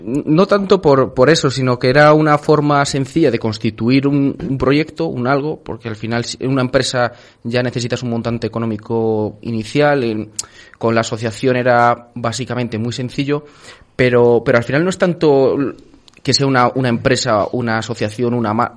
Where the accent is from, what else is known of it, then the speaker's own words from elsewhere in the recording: Pesquera de Duero, Castile and León, Spain; mi pueblo, Pesquera de Duero